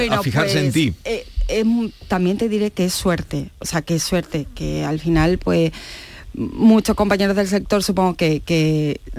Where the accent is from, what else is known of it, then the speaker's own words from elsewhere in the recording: Osuna, Andalusia, Spain; yo siempre lo llevo por bandera, que soy Osuna.